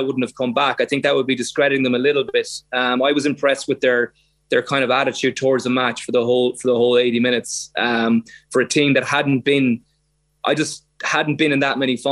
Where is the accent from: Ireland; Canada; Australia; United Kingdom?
Ireland